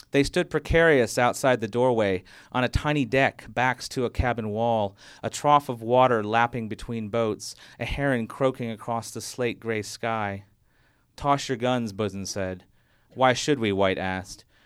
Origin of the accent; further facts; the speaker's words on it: Fiji; moved away; from growing up in the Fiji Islands